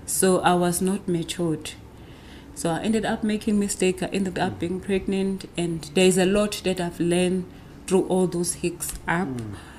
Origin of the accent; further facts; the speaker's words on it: Nongoma, KwaZulu-Natal, South Africa; I grew up in the small town in KwaZulu Natal called Wanongoma